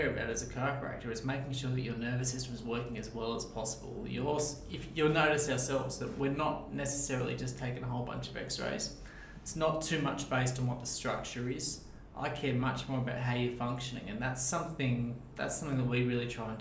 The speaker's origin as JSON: {"language": "English", "town": "Sydney", "region": "New South Wales", "country": "Australia", "tie": "born or raised there", "moved": "as an adult", "lives_now": "Newcastle, Australia", "said": "I grew up out in Castle Hill, so out western Sydney"}